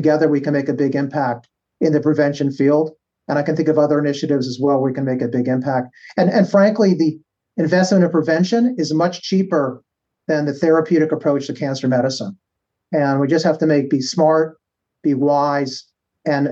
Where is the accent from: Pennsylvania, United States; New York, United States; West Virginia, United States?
New York, United States; moved away as an adult; now in Cleveland, United States; I'm a New Yorker